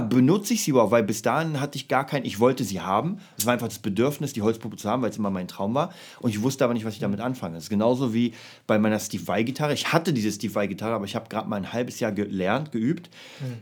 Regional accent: Berlin, Germany; ich komme ja aus Kreuzberg

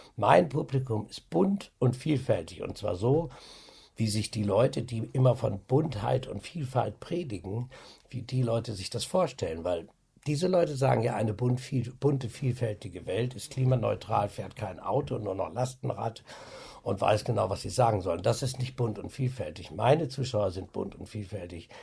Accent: Osnabrück, Lower Saxony, Germany; da ist mein Arsch noch in Osnabrück, da wissen Sie zumindest, wo ich herkomme

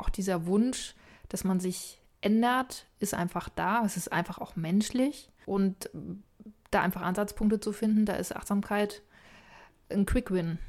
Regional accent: Boizenburg, a small village on the Elbe, Mecklenburg-Vorpommern, Germany; moved away; also born or lived in Bavaria; Ein wunderbares kleines Dorf an der Elbe, mhm. wo ich herkomme

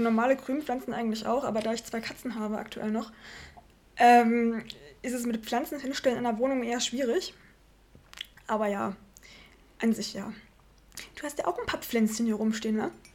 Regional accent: Markneukirchen, Saxony, Germany; accent: Saxon; also born or lived in Landwüst; now in Leipzig, Germany; Ich komme aus dem Vogtland ursprünglich. Grenze Bayern, Thüringen, Sachsen drüben. Ähm, Kuhkaff heißt in dem Fall 600 Einwohner an der tschechischen Grenze

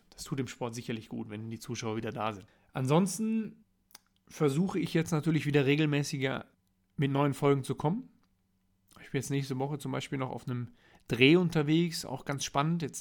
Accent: North Rhine-Westphalia, Germany; ich komme aus dem Ruhrgebiet, ich muss abends in den Spiegel gucken

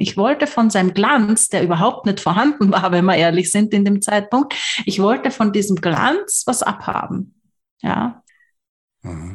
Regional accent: Graz, Styria, Austria; ich komme aus Graz

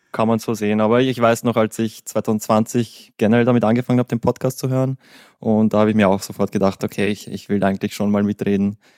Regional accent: Vienna, Austria; Ich komme aus Wien. Das ist im schönen Österreich. Ich bin 29 Jahre alt.

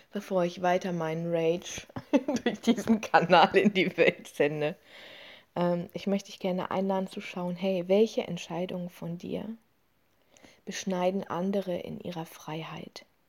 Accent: Germany; in diesem Land, bei uns in Deutschland

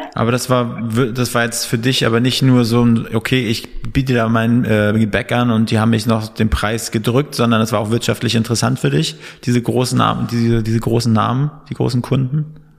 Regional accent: Northern Germany, Germany; now in Berlin, Germany

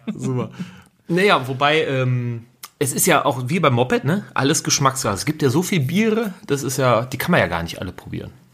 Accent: Rhineland, Germany; now in Bavaria, Germany; ich bin ja auch Rheinländer eigentlich in Bayern

